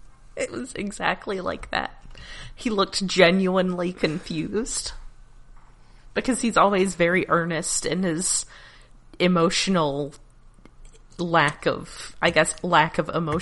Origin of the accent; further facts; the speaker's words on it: Alabama, United States; Look, I grew up in Alabama.